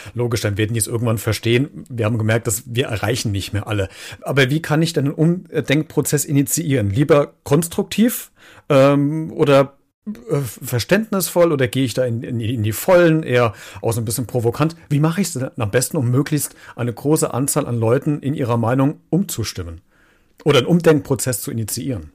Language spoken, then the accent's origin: German; Germany; bei uns in Deutschland